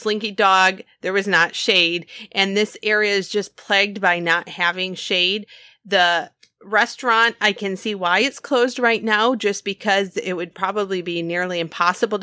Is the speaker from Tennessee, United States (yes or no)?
no; Michigan, United States; we are from Michigan